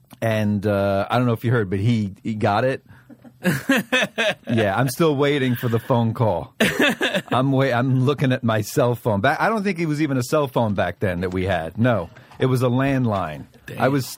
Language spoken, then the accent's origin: English; Bronx, New York, United States; I grew up in the – I don't know. A lot of people don't know this, but I'm from the South Bronx.